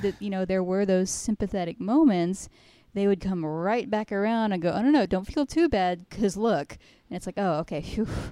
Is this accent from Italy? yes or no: no; United States; me as an American